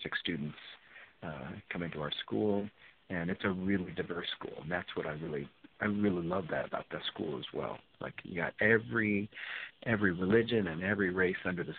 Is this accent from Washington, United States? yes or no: yes; Kent, Washington, United States; moved away as an adult; also born or lived in Los Angeles / Seattle; now in Las Vegas, United States; where I grew up in Kent, Washington